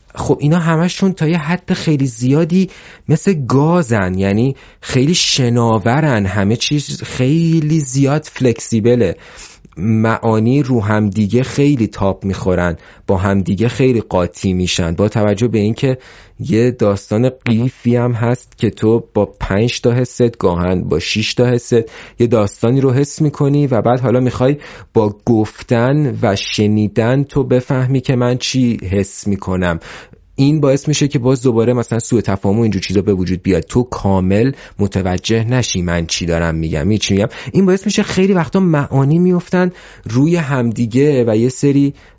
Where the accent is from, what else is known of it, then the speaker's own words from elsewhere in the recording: Iran; also born or lived in Malaysia; توی یه کلاس سه تا … بودیم ایرانی سه سه نفر ایرانی بودیم